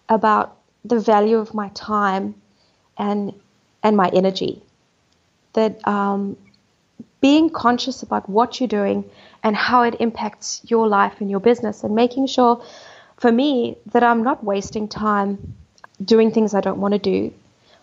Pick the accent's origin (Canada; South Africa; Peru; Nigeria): South Africa; moved away; also born or lived in United Kingdom; growing up in South Africa was idyllic